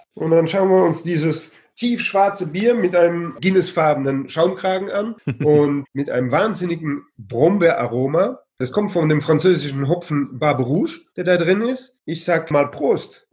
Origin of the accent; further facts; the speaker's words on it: Heidelberg, Baden-Württemberg, Germany; moved away as an adult; also born or lived in Luxembourg / Brussels, Belgium / France; now in Vught, Netherlands; meine Heimatstadt Heidelberg